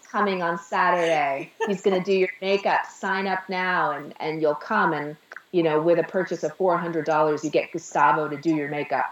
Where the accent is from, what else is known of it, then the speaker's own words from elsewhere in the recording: Sheffield, Massachusetts, United States; moved away as an adult; also born or lived in Staten Island, New York; now in Manhattan, United States; I'm from Sheffield, Massachusetts